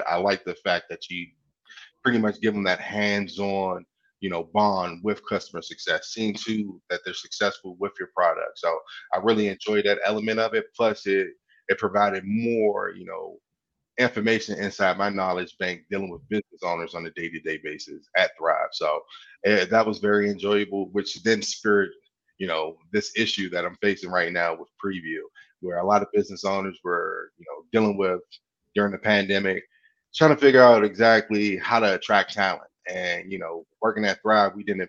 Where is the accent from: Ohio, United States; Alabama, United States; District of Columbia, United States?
District of Columbia, United States; Washington; now in Greensboro, United States; I'm originally from Washington, D.C., but I now call Greensboro my home.